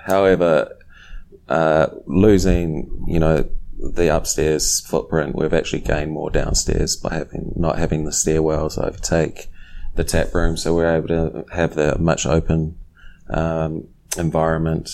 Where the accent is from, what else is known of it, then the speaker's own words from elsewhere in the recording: New Zealand; now in Silver Spring, United States; growing up in New Zealand, I started brewing at a young age